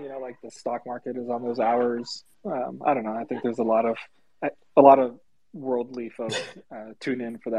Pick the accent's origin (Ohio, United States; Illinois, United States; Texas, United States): Texas, United States; I'm from Texas.